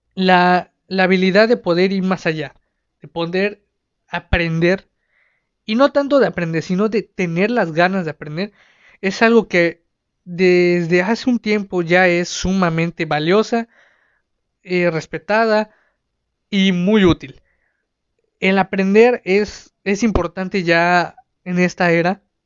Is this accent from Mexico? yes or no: yes; Mexico; Aquí en, en mi país, en México